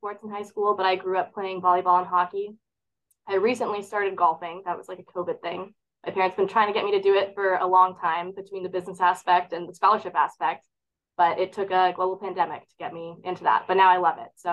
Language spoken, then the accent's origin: English; Grand Rapids, Michigan, United States; I'm from Grand Rapids, Michigan, west side of the state